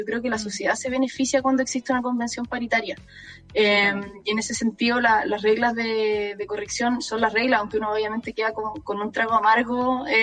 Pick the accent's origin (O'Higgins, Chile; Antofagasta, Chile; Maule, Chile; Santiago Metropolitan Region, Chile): Santiago Metropolitan Region, Chile; San Miguel; yo soy de San Miguel, San Miguel.